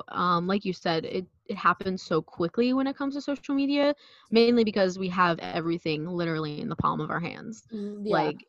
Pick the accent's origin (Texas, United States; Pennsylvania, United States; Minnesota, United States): Pennsylvania, United States; Philadelphia; accent: South Philly; if I'm talking to people from South Philly, like if I see someone from high school on the street, my accent comes back.